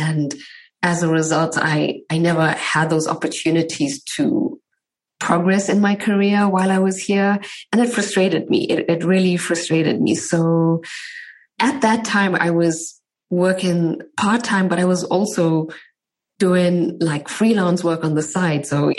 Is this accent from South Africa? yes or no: yes; South Africa; But I'm from South Africa. I met my husband some 8-9 years ago in South Africa.